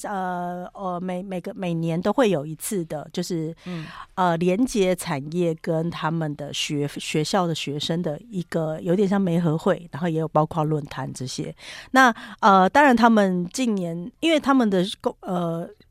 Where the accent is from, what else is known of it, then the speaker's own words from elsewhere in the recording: Taiwan; 看到我们是台湾来的